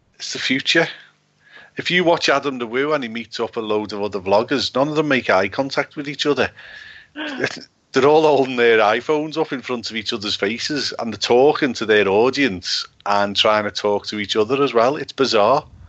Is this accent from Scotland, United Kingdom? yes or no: no; Liverpool, North West England, United Kingdom; from Liverpool